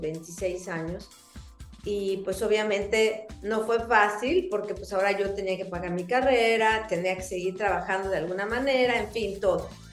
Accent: Mexico; soy mexicana, tengo 54 años

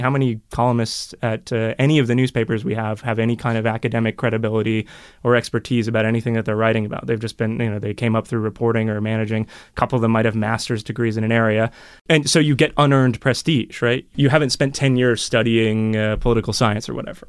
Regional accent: United States; also born or lived in Europe; now in Toronto, Canada; I had just moved to Toronto in twenty twelve from Europe for a few years, and I grew up in America.

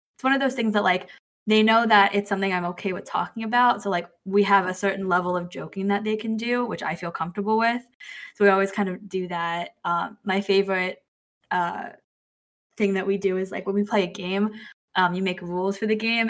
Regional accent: United States; also born or lived in China; I have an identity of being Chinese, being Asian American, being an adoptee, being Italian American because my adoptive family was Italian American

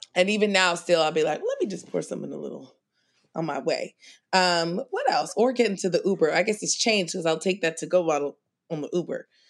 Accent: New York City, New York, United States; I grew up in Queens

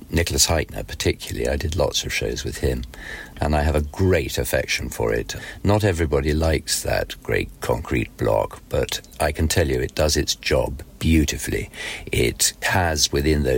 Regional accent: England, United Kingdom; we English tended to learn our lines during the rehearsal period

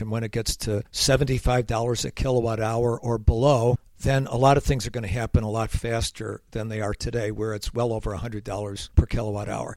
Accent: Rochester, New York, United States; moved away; I was recently up in my hometown of Rochester, New York

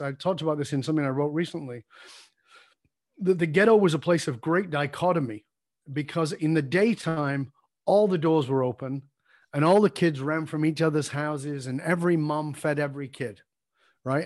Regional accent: Salford, North West England, United Kingdom; filmed in my hometown.

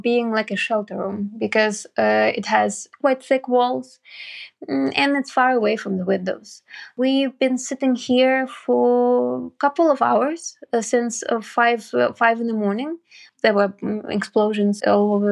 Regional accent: Kyiv, Ukraine; I'm a Kyiv-born journalist, and I'm happy that I was born here in Ukraine

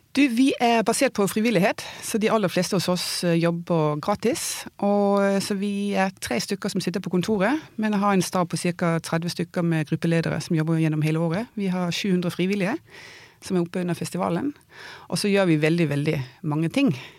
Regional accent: Denmark; also born or lived in Oslo, Norway; now in Vang i Valdres, Norway; jeg er dansk

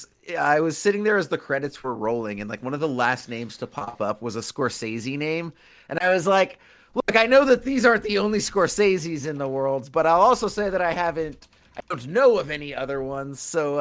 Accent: Los Angeles, California, United States; So I'm from Los Angeles, California. I've been here like my whole life.

